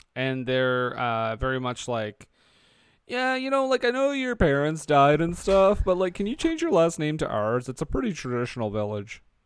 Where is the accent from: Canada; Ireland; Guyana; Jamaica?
Canada; Alberta; I'm from Alberta